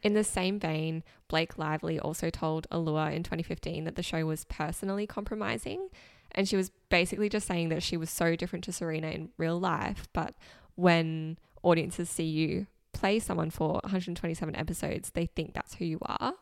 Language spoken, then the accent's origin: English; Australia; growing up in Australia